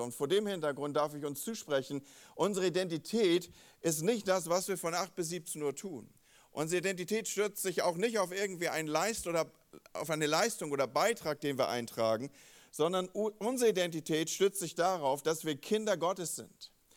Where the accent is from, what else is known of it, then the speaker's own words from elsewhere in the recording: Northern Germany, Germany; also born or lived in Wolfsburg/Gifhorn area; als Norddeutsche